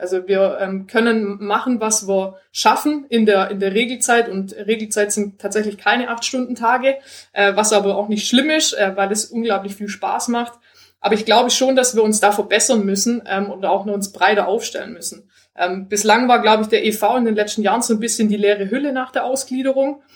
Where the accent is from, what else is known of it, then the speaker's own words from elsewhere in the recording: Swabia, Germany; wir sind auch äh, alle aus dem Schwabenland und ich finde, als Schwabe